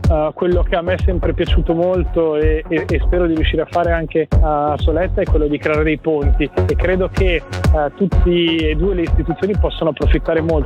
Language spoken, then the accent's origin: Italian; Ticino, Switzerland; come svizzero italiano, come ticinese